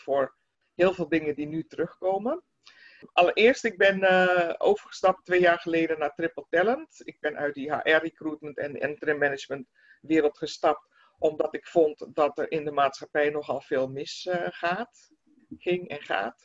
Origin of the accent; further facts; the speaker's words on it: Netherlands; wij als Nederlanders